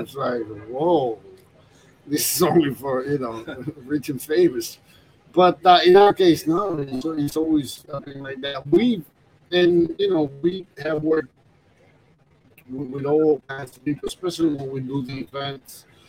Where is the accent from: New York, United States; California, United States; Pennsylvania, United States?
New York, United States; I grew up in New York, so it, it reminds me of my childhood